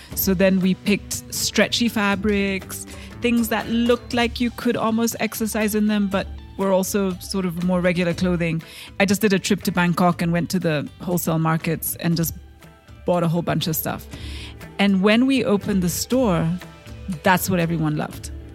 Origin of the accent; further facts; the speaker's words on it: Kenya; I am a Kenyan entrepreneur